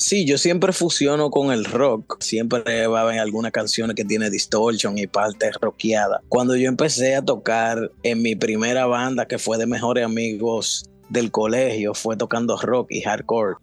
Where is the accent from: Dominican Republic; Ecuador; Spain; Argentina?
Dominican Republic; now in New York, United States; yo soy guitarrista, compositor, dominicano que reside en New York.